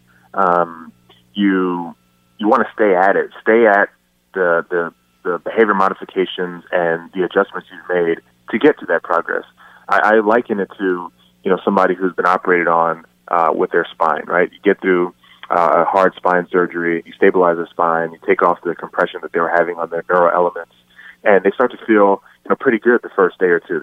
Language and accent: English; Bahamas; moved away; I'm from the Bahamas